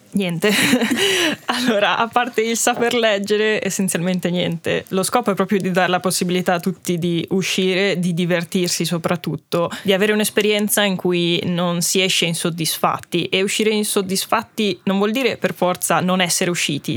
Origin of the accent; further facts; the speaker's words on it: Val di Fassa, Trentino-Alto Adige, Italy; noi tutti siamo ladini, siamo un gruppo di otto ragazzi, ci veniamo tutti dalla Val di Fassa